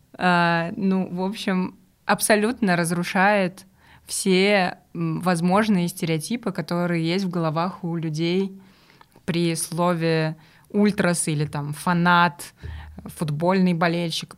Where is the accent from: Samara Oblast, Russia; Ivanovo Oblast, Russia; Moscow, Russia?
Samara Oblast, Russia; Samara; я из Самары и, соответственно, болею за крылья советов